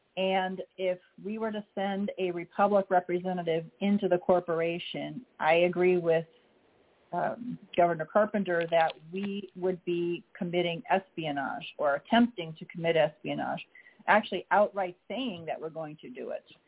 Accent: Illinois, United States; I am a state citizen of my birth state of Illinois

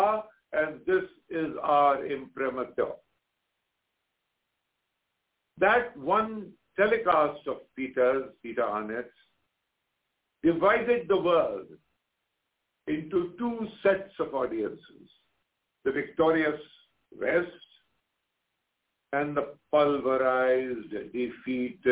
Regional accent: India; I'm an Indian journalist.

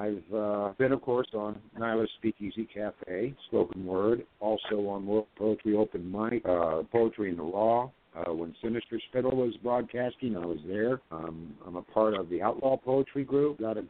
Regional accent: California, United States; moved away as an adult; now in Alabama, United States; I am a retired blue-collar worker. Moved here to Alabama back in 1990. I was originally from California.

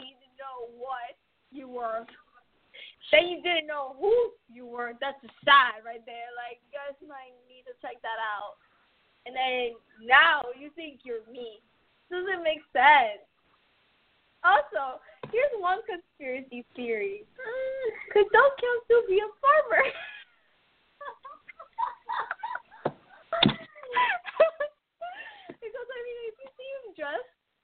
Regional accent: Puerto Rico; moved away; I'm from Puerto Rico

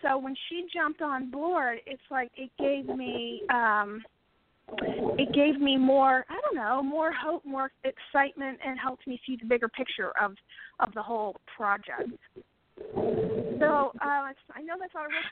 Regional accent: Pittsburgh, Pennsylvania, United States; I'm from Pittsburgh, and I own a publishing company

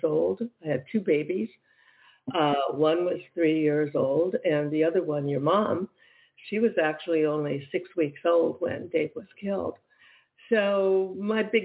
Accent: Michigan, United States; moved away as an adult; also born or lived in New York City; I was from Michigan

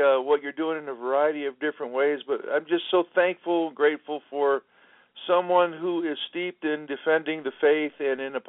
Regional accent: Washington, District of Columbia, United States; I was born in Washington, D.C. I'm Irish and I'm Sicilian

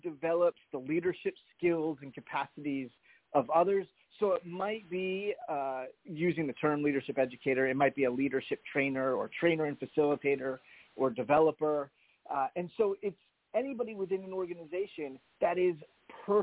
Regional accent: New Jersey, United States; now in Boston, United States; I was raised in New Jersey

